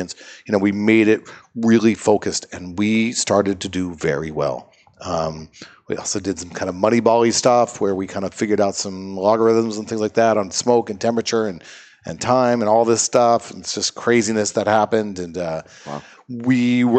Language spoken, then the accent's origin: English; Seattle, Washington, United States; moved away; I grew up in Seattle